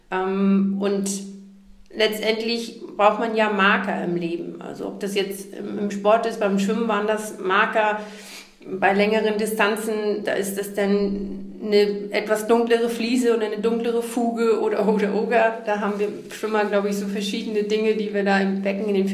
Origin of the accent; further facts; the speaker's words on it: Neumünster, Schleswig-Holstein, Germany; moved away; dass ich damals aus Schleswig-Holstein weg wollte, explizit aus meinem Heimatort Neumünster